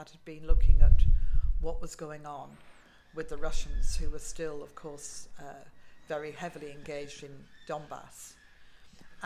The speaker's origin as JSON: {"language": "English", "country": "United Kingdom", "said": "being a Brit"}